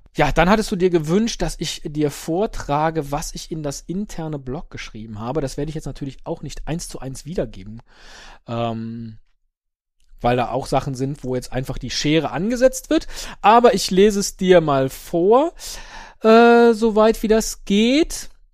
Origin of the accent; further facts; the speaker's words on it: Rhineland, Germany; als geborener Rheinländer